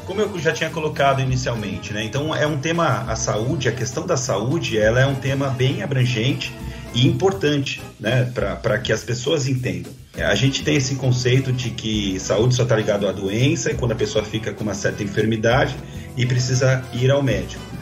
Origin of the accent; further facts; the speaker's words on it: São Paulo, Brazil; now in Guarulhos, Brazil; sou de São Paulo, né? nasci em São Paulo, mudei para Guarulhos com, com 11 anos, aqui para o bairro do Macedo, onde eu permaneço até hoje.